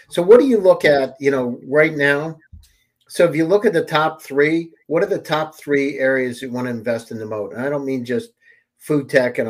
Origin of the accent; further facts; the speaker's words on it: Silicon Valley, California, United States; I'm from Silicon Valley.